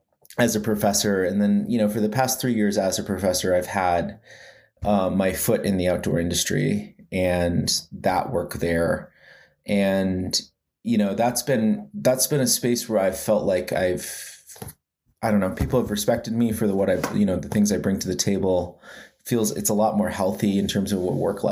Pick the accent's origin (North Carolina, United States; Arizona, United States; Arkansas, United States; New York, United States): Arizona, United States; also born or lived in Lawrence, Kansas / Salie, Arizona; now in Tucson, United States; But I'm originally from the Navajo Nation in northeastern Arizona. I grew up in a few places, Lawrence, Kansas, and a place called Salie, Arizona. I live in Tucson now